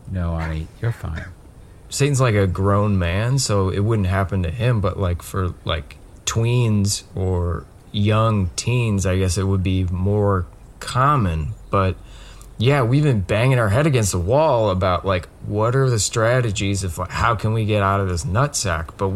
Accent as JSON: {"language": "English", "region": "Colorado", "country": "United States", "tie": "born or raised there", "moved": "yes", "said": "Uh, no. I, I grew up in Colorado, um, and then, uh, so my parents got divorced"}